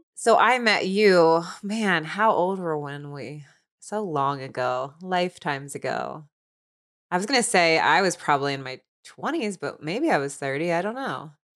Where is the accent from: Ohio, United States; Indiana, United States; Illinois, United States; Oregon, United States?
Ohio, United States; Cincinnati; where I grew up in Cincinnati, Ohio